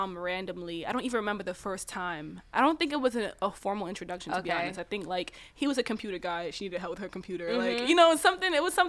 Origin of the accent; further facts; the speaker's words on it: New York City, New York, United States; I was from Queens, Cambria Heights.